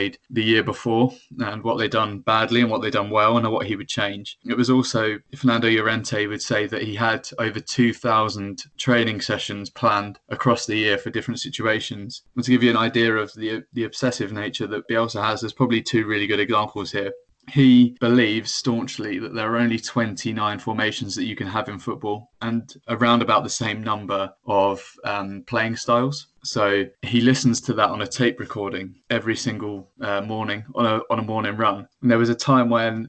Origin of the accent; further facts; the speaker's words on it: England, United Kingdom; As an Englishman